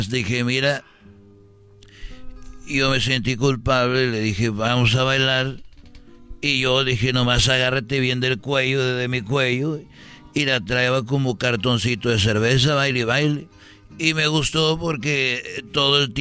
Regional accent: Tegaditlán, Jalisco, Mexico; cuando fue la fiesta de allá donde yo soy, de Tegaditlán, Jalisco. Ahí yo nací, tenía 21 años.

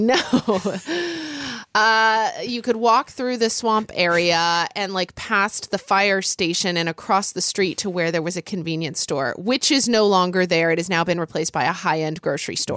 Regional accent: Oklahoma, United States; I grew up in Oklahoma

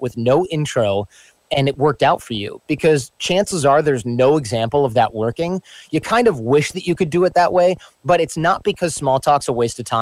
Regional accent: Michigan, United States; born or raised there

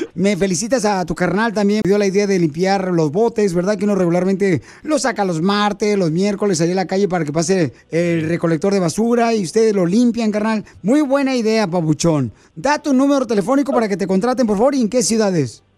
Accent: Ocotlán, Jalisco, Mexico; los de Ocotlán, carnal, somos inteligentes

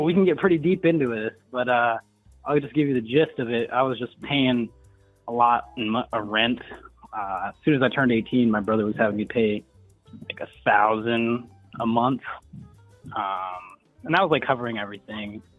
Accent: South Dakota, United States; moved away; I'm originally from South Dakota. I was born on the reservation as a little uh, Native American boy

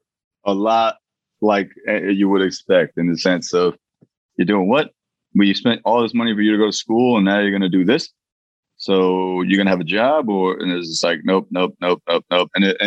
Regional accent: Parsippany, New Jersey, United States; I grew up in fucking Jersey. I grew up in Parsippany, New Jersey, like surrounded by Indian people. And so like to me, Indianness was not a novelty. Everything I did was Indian.

